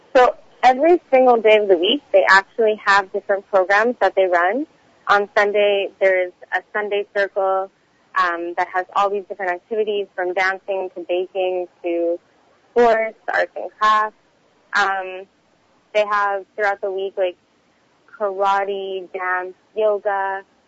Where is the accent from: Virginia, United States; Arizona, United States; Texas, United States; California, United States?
Texas, United States; Houston; now in Montreal, Canada; I'm originally from Houston, Texas. Um, somehow ended up in Montreal, Canada